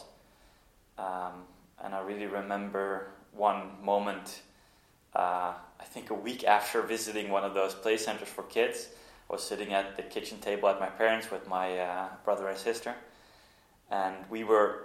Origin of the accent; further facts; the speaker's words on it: Norway; moved away; also born or lived in Netherlands; I grew up in Norway. My mom's from there. And we went to vacation a lot when we moved back to the Netherlands.